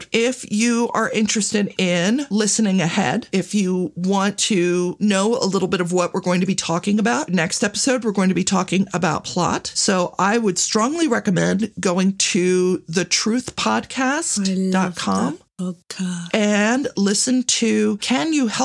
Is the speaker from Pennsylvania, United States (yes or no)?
yes; Philadelphia, Pennsylvania, United States; accent: Philadelphia; I was born in Philadelphia. I moved around a bit. And like a lot of people in Philadelphia, I watch a lot of uh, WHYY, which is our local NPR station.